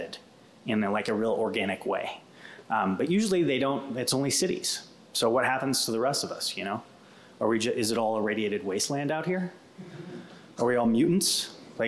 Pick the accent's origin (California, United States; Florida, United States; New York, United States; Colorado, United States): Colorado, United States; Western Slope; I'm from the Western Slope. My mom had crippling rheumatoid arthritis, and it would take us 5 hours to get across the pass